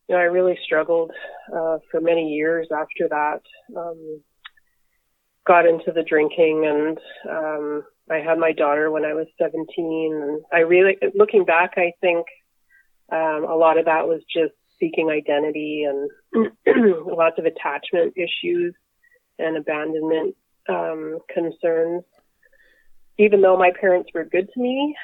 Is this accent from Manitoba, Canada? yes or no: yes; Winnipeg, Manitoba, Canada; So I grew up in Winnipeg with two other adopted siblings